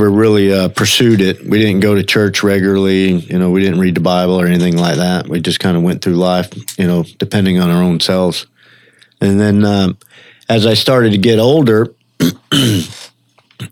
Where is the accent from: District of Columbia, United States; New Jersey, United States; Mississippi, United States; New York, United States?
Mississippi, United States; moved away; also born or lived in Orlando; I was born in Mississippi, grew up over there